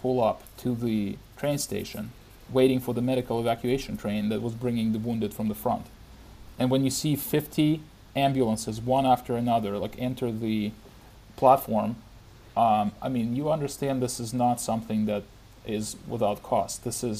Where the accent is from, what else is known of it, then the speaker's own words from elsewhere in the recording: Ukraine; moved away as an adult; also born or lived in Moscow, Russia / United States / San Francisco, United States; I grew up in Ukraine, finished high school, went to Moscow to do my undergrad and lived there for 6 years, did my master's as well, and then came to the U.S. for my PhD, and after my PhD went to Silicon Valley